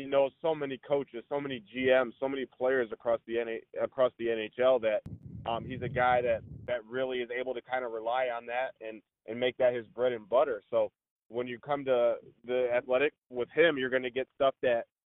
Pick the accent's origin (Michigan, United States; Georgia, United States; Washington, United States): Michigan, United States; Flint; also born or lived in Lansing, Michigan; I'm originally from Flint, but went to Michigan State